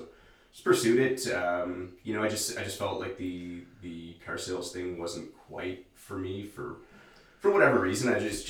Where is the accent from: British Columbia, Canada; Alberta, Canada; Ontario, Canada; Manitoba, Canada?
Ontario, Canada; Lively; I'm always quick to remind people I'm not from Sudbury, I'm from Lively. It's one of those Lively boy things, you know?